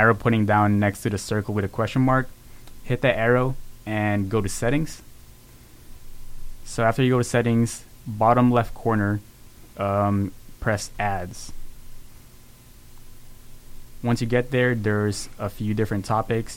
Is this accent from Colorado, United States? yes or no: no; Waukegan, Illinois, United States; moved away as an adult; also born or lived in Philippines; now in Pennsylvania, United States; I'm from Waukegan, Illinois, but we're over here in PA.